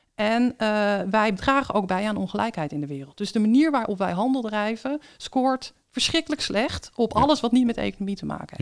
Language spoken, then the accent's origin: Dutch; Netherlands